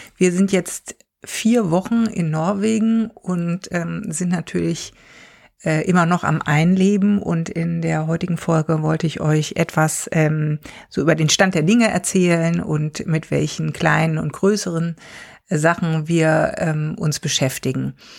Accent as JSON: {"language": "German", "country": "Germany", "moved": "as an adult", "lives_now": "Norway", "said": "bei uns in Deutschland"}